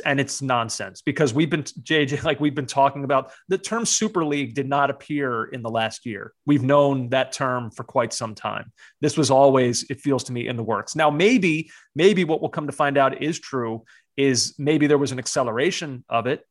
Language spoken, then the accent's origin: English; United States; as an American growing up in a time when there was not a domestic league